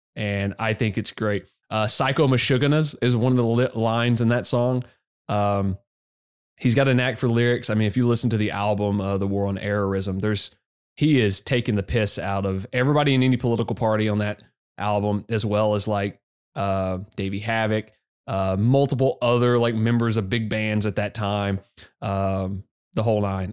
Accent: Arkansas, United States; I grew up in Arkansas

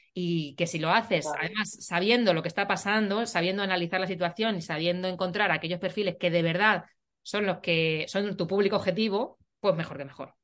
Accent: Puertollano, Castilla-La Mancha, Spain; yo vivo en, bueno, yo soy de, de Portollano

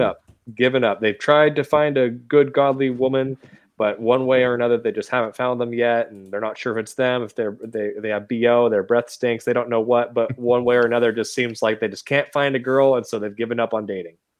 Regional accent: Washington, United States; moved away as an adult; now in the South, United States; I grew up in Washington State

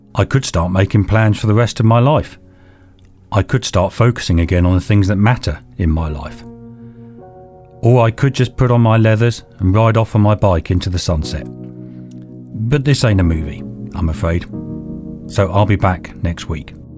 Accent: England, United Kingdom; We are so English

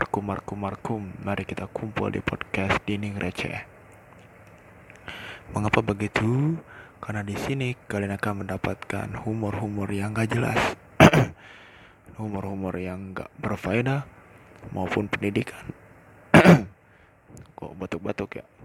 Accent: Cikampek, West Java, Indonesia; kenalin dulu nih, gua anak Cikampek. Perpisahan dari Karawang karena dari Cikampek ke Karawang cukup jauh.

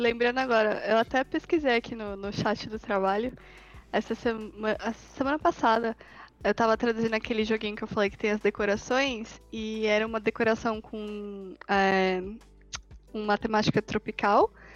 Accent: Brazil; eu sinto isso como brasileira

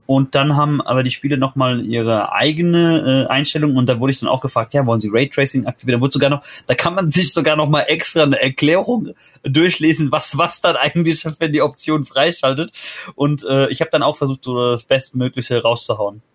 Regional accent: Hesse, Germany; Ich bin der Erste, der in Hessen geboren ist

